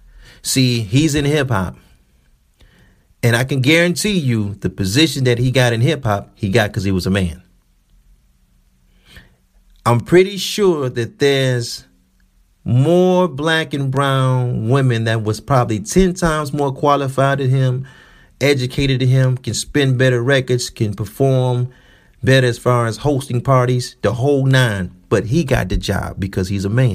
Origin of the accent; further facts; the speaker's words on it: Detroit, Michigan, United States; I'm from Detroit